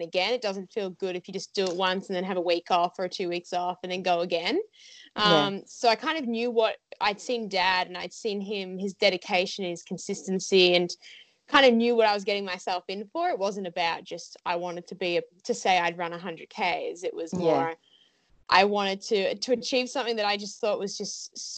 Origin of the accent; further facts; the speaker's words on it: Australia; as an Aussie athlete